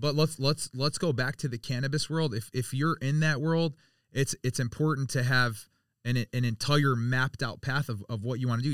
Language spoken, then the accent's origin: English; Birmingham, Michigan, United States; I grew up in Birmingham, so I was around a lot of different um a lot of different cultures